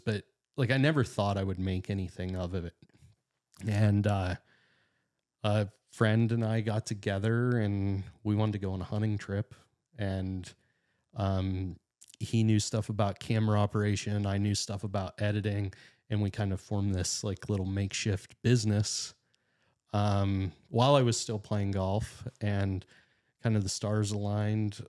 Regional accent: Titusville, Pennsylvania, United States; I'm northwestern Pennsylvania guy. I was born and raised in Titusville

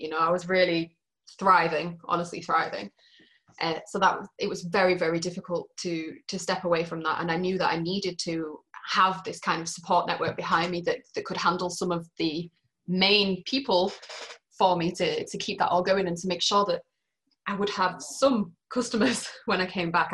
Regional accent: Yorkshire and the Humber, United Kingdom; moved away as an adult; now in Matane, Canada; I'm from Yorkshire

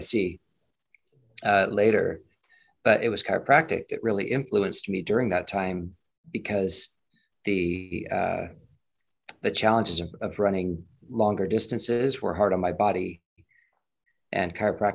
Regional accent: Las Vegas, Nevada, United States; also born or lived in Utah / Davenport, Iowa; I grew up in Las Vegas, still live in Las Vegas

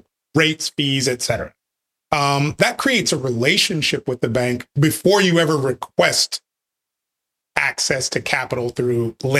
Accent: Wichita, Kansas, United States; also born or lived in Nebraska; now in Texas, United States; Bred by birth, yes. I grew up in Wichita, Kansas. Got to Texas as fast as I could.

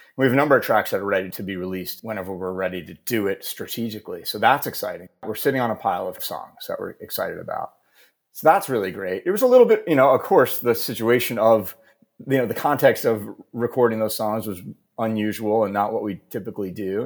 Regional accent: New Jersey, United States; now in Maine, United States; I grew up in New Jersey

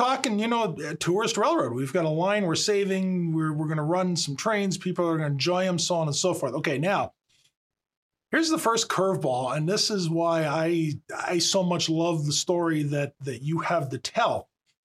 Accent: Maryland, United States; I grew up down in Maryland

